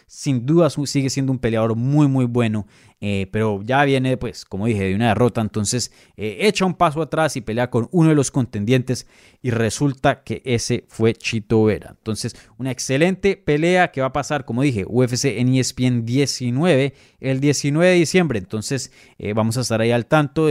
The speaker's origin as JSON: {"language": "Spanish", "country": "Venezuela"}